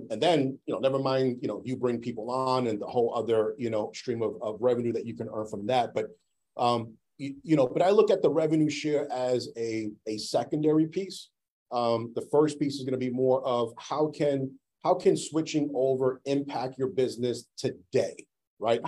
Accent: New York, United States; now in Massachusetts, United States; I grew up in New York

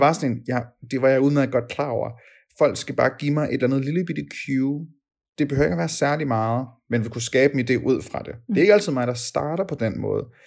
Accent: Denmark; som danskere fra barnsben

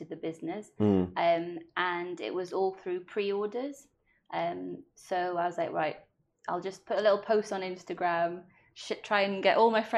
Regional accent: Wales, United Kingdom; first language Welsh; English is a second language

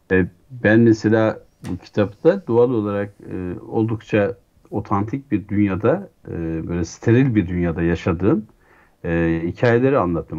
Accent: Şavşat, Artvin, Turkey; moved away; çocukluğum bir köy evinde geçti. Artvin'in Şah Şat e, ilçesinin, e, Savaş köyünde

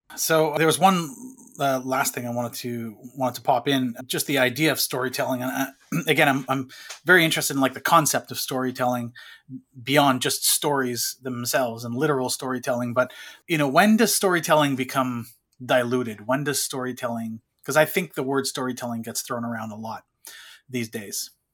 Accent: Canada; I grew up in French, uh, Canadian world, so every class was French, except for English class.

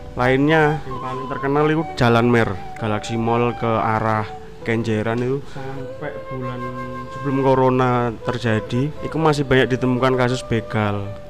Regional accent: Surabaya, East Java, Indonesia; moved away as an adult; also born or lived in Solo; saya sebagai warga Surabaya

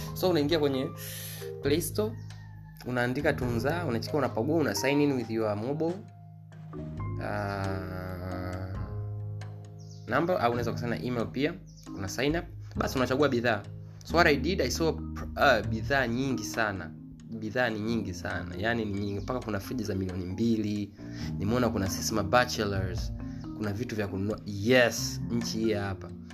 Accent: Tanzania; mi kama mtanzania

